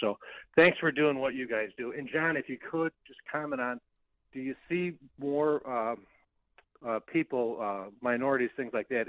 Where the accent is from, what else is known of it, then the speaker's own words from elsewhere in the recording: Oak Park, Illinois, United States; accent: Chicago; moved away as an adult; now in Texas, United States; I did grow up in Oak Park